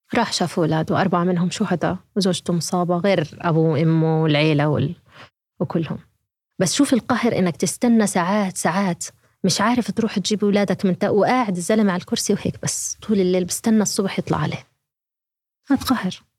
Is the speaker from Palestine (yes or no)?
yes; Gaza, Gaza Strip, Palestine; moved away as an adult; بنت غزه